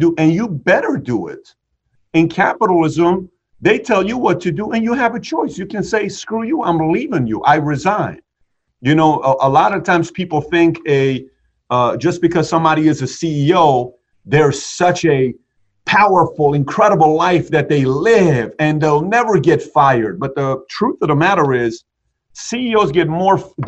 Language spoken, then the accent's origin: English; Iran; moved away; I grew up in Iran.